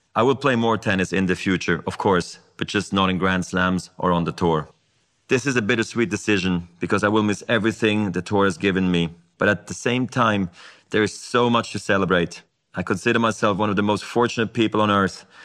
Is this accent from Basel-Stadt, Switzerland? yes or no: yes; Basel, Basel-Stadt, Switzerland; I was a ball kid in my hometown of Basel.